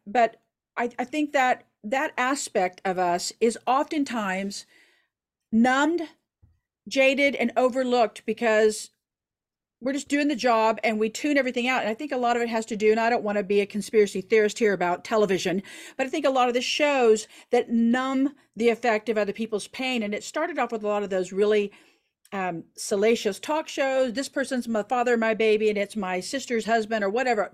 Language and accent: English; Oklahoma, United States; I'm from Oklahoma